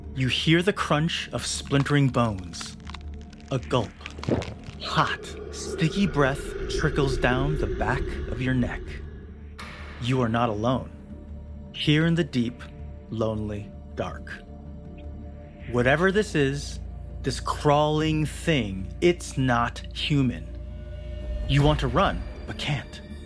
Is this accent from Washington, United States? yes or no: no; Southern California, United States; I grew up in Southern California, only 15 minutes away from Disneyland